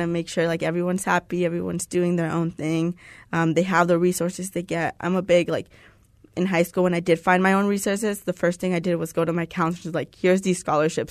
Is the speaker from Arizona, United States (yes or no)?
yes; Tucson, Arizona, United States; moved away as an adult; now in Phoenix, United States; I'm from Tucson